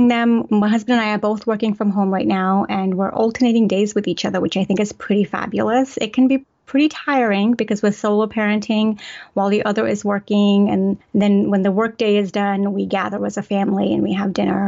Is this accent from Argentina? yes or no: no; England, United Kingdom; I was raised in the Pakistani culture in England